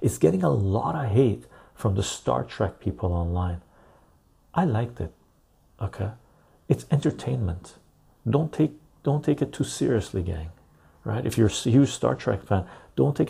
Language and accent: English; Canada; I'm a Canadian